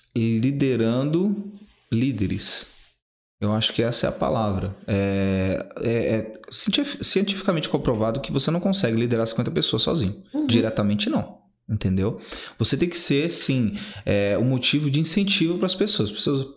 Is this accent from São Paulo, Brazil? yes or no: yes; Guarulhos, São Paulo, Brazil; also born or lived in Recife, Pernambuco; eu cresci do Pimentas, né? Eu sou nordestino, nasci em Pernambuco